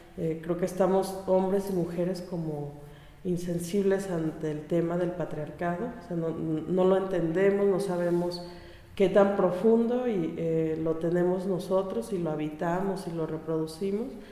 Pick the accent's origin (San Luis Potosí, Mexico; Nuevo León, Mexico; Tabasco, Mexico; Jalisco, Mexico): Jalisco, Mexico; Mezcala; de mi pueblo